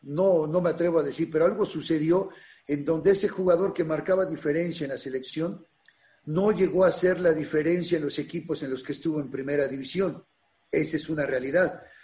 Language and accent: Spanish; Mexico City, Mexico; also born or lived in Ciudad Nezahualcóyotl, Mexico; yo viví en Ciudad Neza, mis papás en Iztapalapa, nací en las Granjas México y la secundaria la hice en Iztapalapa